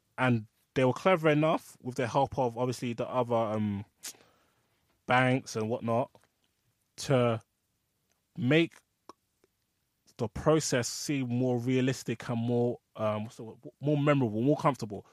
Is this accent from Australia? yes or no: no; Nigeria; I'm Nigerian